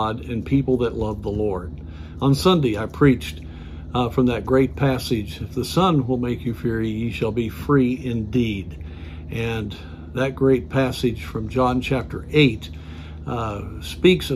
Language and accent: English; United States; as an American.